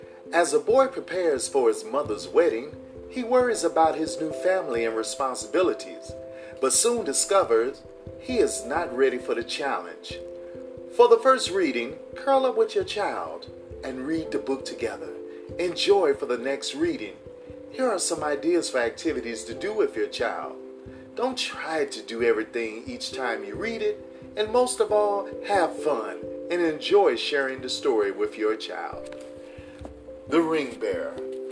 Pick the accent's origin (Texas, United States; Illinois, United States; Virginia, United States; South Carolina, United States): Illinois, United States; Chicago; when I was growing up in Chicago